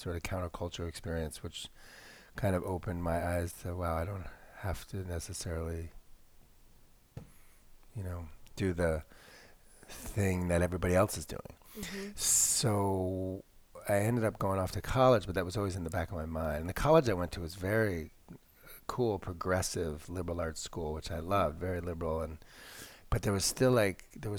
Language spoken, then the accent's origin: English; Connecticut, United States; I was like 16, this little white boy growing up in Connecticut